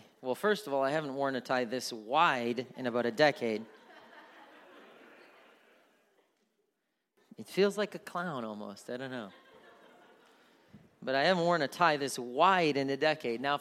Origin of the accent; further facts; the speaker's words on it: Milwaukee, Wisconsin, United States; moved away as an adult; now in Kansas City area, United States; I was born and raised in Milwaukee, Wisconsin, so I grew up a Green Bay Packer fan.